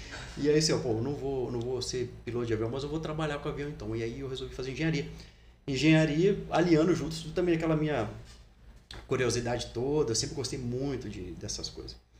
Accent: Resende, Rio de Janeiro, Brazil; eu nasci em Resende, né, no estado do Rio de Janeiro, então desde pequeno eu sempre gostei muito de esporte

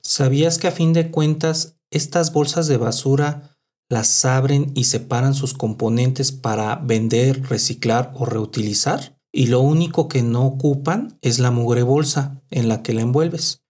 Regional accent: Mexico City, Mexico; also born or lived in Guadalajara; en la Ciudad de México le decimos

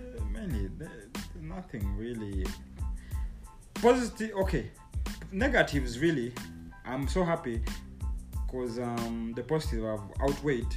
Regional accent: Uganda; originally I'm from Sendo

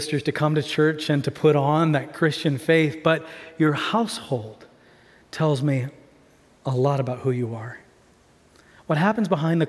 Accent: Tanzania; I'm an MK from Tanzania. I got to see my parents be able to do amazing things in ministry

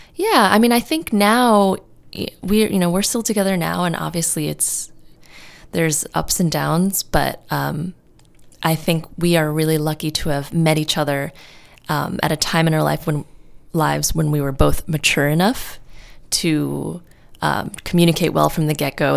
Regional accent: New York City, New York, United States; moved away as an adult; now in California, United States; I'm from New York City and I moved out to California on my own

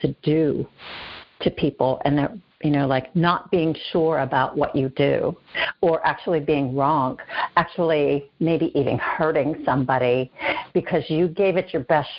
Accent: Pittsburgh, Pennsylvania, United States; born and raised in Pittsburgh

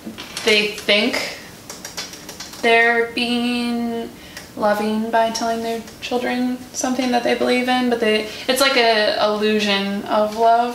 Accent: Wisconsin, United States; I've always been here in Wisconsin, but my parents are from the South.

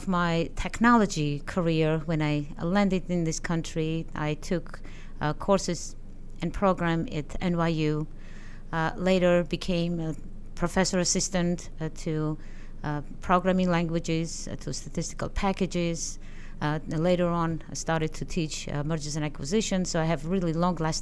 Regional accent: Armenia; moved away as an adult; now in United States; I am originally from Armenia. I had my education there as an economist, as a scientist

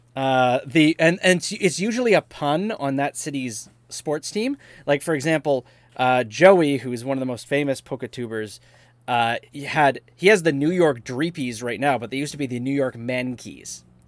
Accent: Winnipeg, Manitoba, Canada; we're all from Winnipeg

